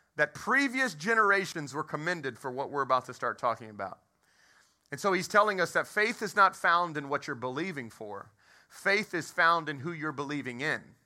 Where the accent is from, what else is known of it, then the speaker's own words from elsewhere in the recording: Texas, United States; I, I was raised in Texas